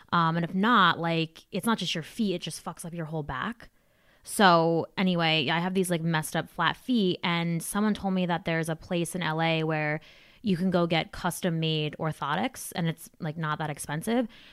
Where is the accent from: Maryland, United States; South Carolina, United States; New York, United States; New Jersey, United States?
New Jersey, United States; I'm from Jersey